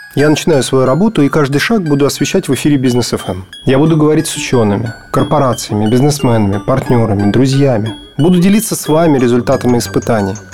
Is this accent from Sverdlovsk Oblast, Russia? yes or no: no; Moscow, Russia; родился, учился в Москве